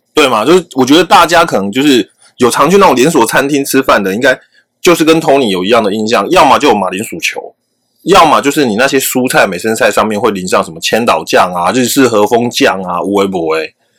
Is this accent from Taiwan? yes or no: yes; Taiwan; 我们台湾人